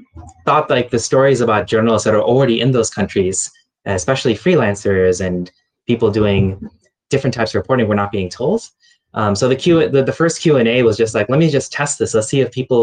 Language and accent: English; United States; moved away; as an American journalist in the region